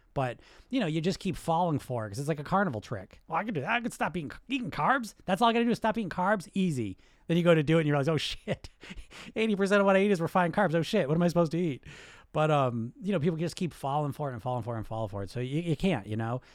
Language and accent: English; United States; So I'm Greek, I grew up in America